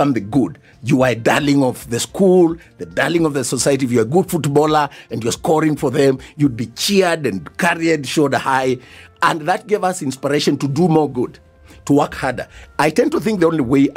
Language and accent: English; Mwala, Machakos County, Kenya; moved away; I come from Wala